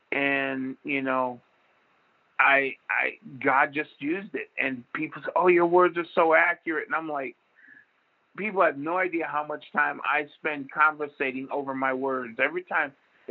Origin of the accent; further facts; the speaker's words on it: Jacksonville, Florida, United States; moved away; I was from Jacksonville